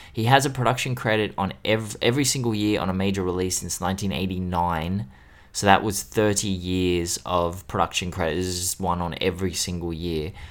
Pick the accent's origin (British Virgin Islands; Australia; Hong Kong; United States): Australia; being Australian.